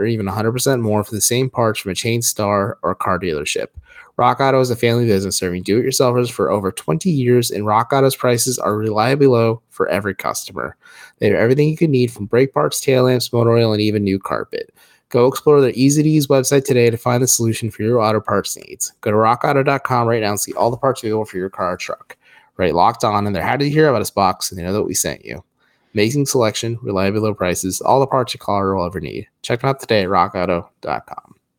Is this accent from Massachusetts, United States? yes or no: no; Wadsworth, Ohio, United States; My hometown of the great Wadsworth, Ohio